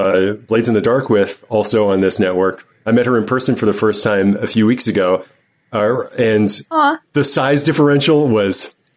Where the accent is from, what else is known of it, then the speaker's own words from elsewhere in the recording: United States; also born or lived in UAE; That's right. I'm from the UAE. I know I am. I grew up in like Virginia and North Carolina mostly.